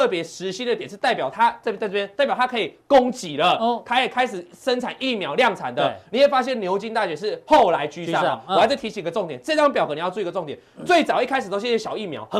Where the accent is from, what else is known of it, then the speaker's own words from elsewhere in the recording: Changhua County, Taiwan; 我彰化彰化人哦